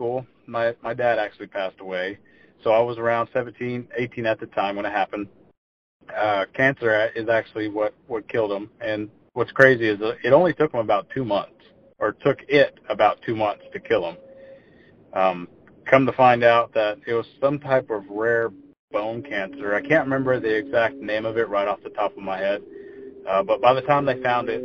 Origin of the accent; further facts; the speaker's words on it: Hockley, Texas, United States; also born or lived in Houston, Texas; I was born and raised in Texas. I was born in Houston. I grew up in a little small town called Hockley.